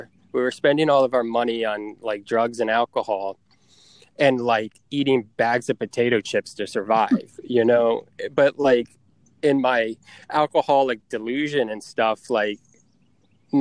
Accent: Tampa, Florida, United States; moved away; Tampa, which is my hometown

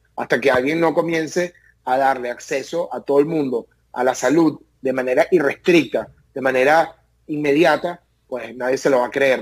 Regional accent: Venezuela; moved away as an adult; now in United States

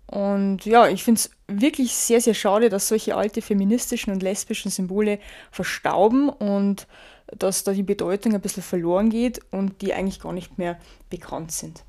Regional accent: Germany; bei uns in Deutschland

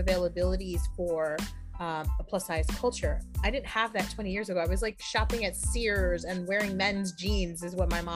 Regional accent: New York City, New York, United States; moved away as an adult; also born or lived in Inwood, New York City / Harlem, New York City; now in Westchester, United States; I was born and raised in Washington Heights, uptown

